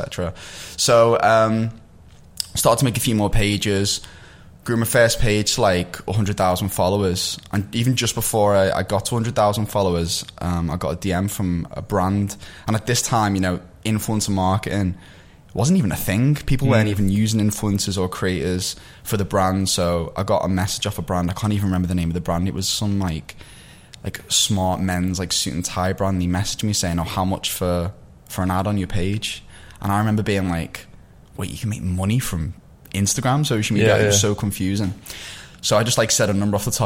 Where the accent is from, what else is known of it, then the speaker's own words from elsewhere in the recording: Liverpool, North West England, United Kingdom; accent: Scouse; as most people will be able to tell from my accent, I'm from Liverpool